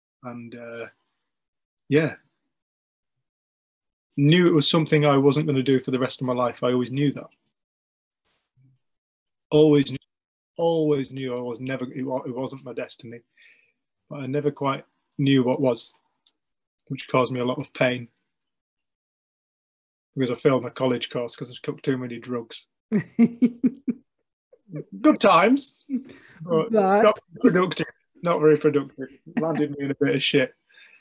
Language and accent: English; English Lake District, North West England, United Kingdom; I am from the English Lake District.